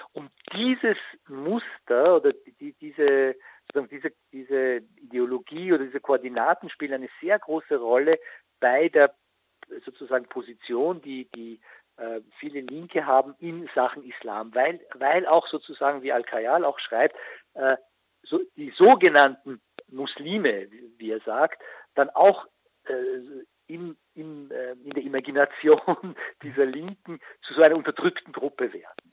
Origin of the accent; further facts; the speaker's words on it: Austria; bei uns in Österreich